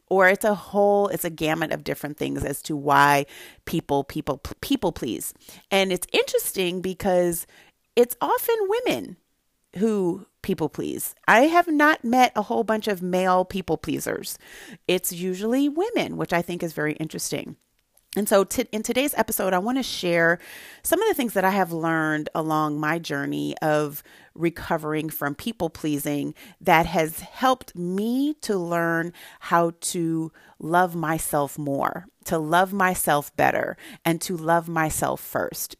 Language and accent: English; Santa Barbara, California, United States; born or raised there